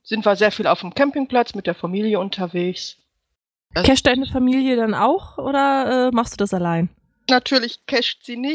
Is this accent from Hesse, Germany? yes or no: no; Wanne-Eickel, North Rhine-Westphalia, Germany; Ich komme aus der schönsten Bindestrichstadt der Welt. Ich komme aus Wanne-Eickel.